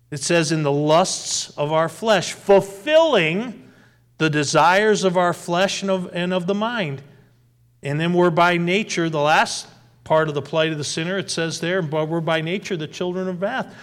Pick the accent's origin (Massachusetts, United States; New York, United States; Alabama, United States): Massachusetts, United States; Westfield; As I grew and was raised there in wonderful little town called Westfield, Massachusetts, about ninety miles west of Boston